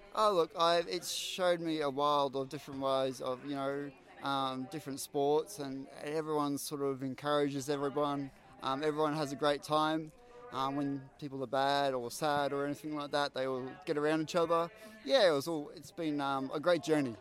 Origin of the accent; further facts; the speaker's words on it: Queensland, Australia; I'm from Queensland